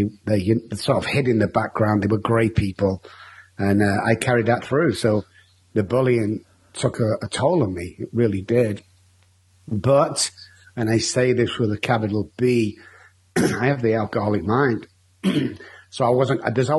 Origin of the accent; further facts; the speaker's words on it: Manchester, North West England, United Kingdom; moved away as an adult; now in San Antonio, United States; I grew up in Manchester in United Kingdom. I now live in San Antonio, Texas